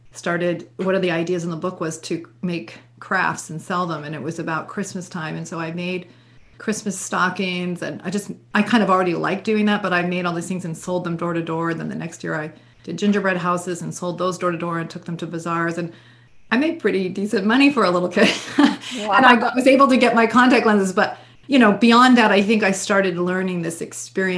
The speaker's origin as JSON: {"language": "English", "region": "Vermont", "country": "United States", "tie": "born or raised there", "said": "I grew up in Vermont."}